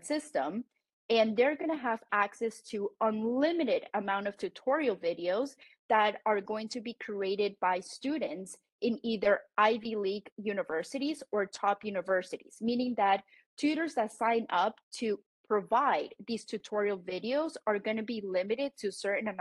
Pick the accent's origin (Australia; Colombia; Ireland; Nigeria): Colombia; first language Spanish; English is a second language; now in United States; I am also Colombian American, but I speak Spanish. It's my native language.